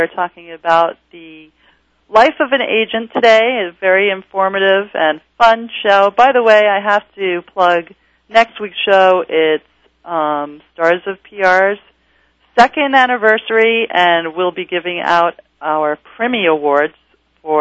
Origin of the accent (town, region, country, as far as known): New York City, New York, United States; born or raised there